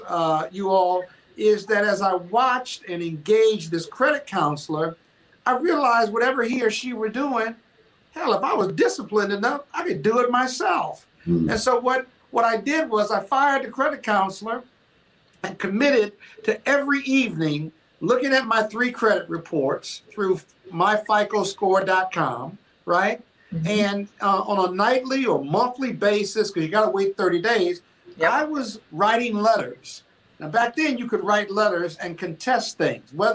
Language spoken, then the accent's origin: English; Joliet, Illinois, United States; moved away; I'm from Joliet, Illinois